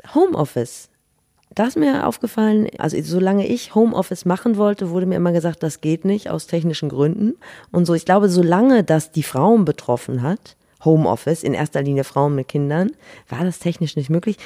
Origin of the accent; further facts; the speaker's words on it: Northern Germany, Germany; wir als Norddeutsche